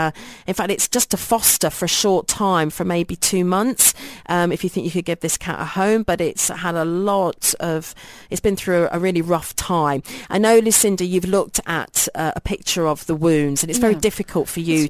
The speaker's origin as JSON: {"language": "English", "country": "Brazil", "said": "If we had to go back to our home country, is it possible to ship him? Since we're from Brazil, we have a 15-hour flight."}